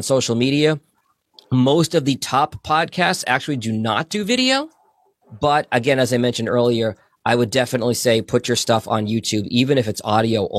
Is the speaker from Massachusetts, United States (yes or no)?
yes; Boston, Massachusetts, United States; now in Michigan, United States; I grew up in Boston.